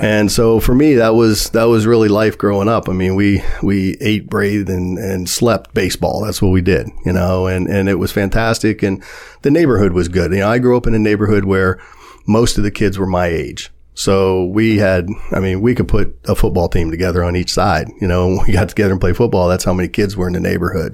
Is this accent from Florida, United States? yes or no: no; Warren, Ohio, United States; moved away as an adult; also born or lived in New York City; I was born and raised in Warren, Ohio